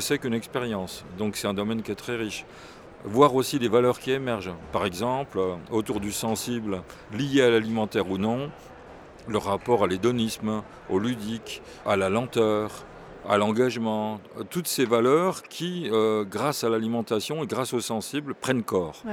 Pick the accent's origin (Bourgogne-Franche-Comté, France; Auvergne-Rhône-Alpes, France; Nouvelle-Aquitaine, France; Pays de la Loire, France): Bourgogne-Franche-Comté, France; Burgundy; je viens de Bourgogne, je suis né en Bourgogne